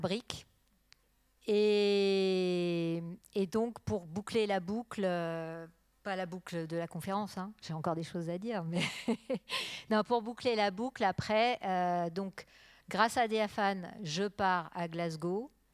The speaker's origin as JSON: {"language": "French", "area": "Burgundy", "region": "Bourgogne-Franche-Comté", "country": "France", "moved": "yes", "lives_now": "Arles, France", "said": "je viens de Bourgogne"}